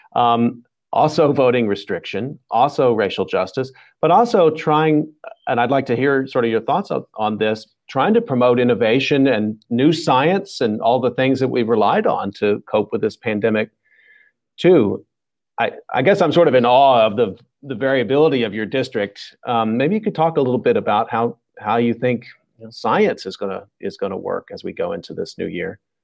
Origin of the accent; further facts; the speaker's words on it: Texas, United States; moved away; I'm from the South, too, originally from Texas